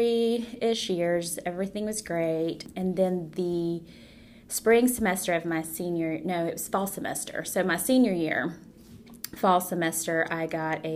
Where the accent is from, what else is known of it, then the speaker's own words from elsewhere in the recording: Georgia, United States; also born or lived in Mexico / Texas / Gainesville, Georgia; when I turned 8, we moved to Georgia.